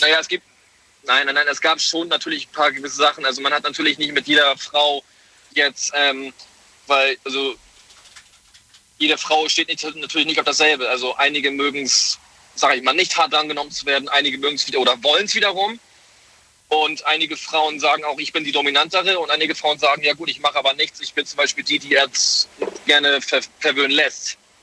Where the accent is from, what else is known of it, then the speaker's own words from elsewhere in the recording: Hamburg, Germany; ich komme aus Hamburg, bin tatsächlich aber gerade im LKW unterwegs